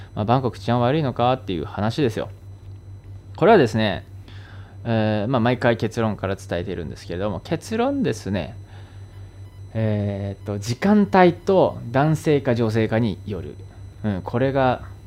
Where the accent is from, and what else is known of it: Japan; moved away as an adult; now in Thailand